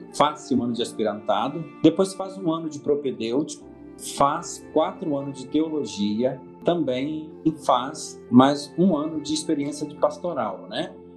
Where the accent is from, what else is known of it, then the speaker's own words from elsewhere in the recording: Cachoeiro de Itapemirim, Espírito Santo, Brazil; moved away as an adult; now in Venda Nova do Imigrante, Brazil; eu sou de Cachoeiro Tapimirim, nascido em Cachoeiro mesmo